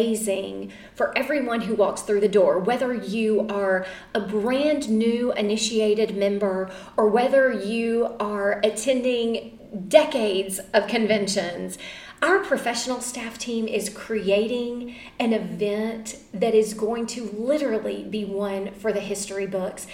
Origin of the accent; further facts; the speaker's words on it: Mississippi, United States; my home state where there is only one chapter at my alma mater